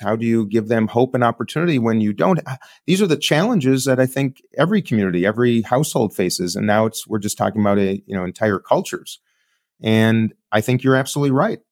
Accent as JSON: {"language": "English", "town": "Minneapolis", "region": "Minnesota", "country": "United States", "said": "I'm coming from Minneapolis, where George Floyd was murdered"}